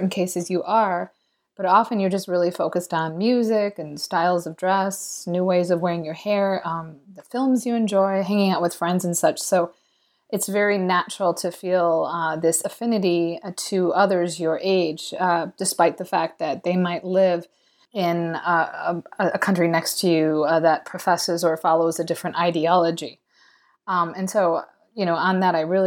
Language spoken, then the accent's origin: English; United States; as an American